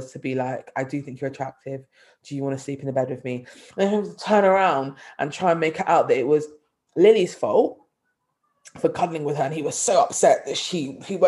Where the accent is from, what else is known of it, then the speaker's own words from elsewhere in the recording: London, United Kingdom; also born or lived in Nottingham; I am from North London as well, I'm not posh North London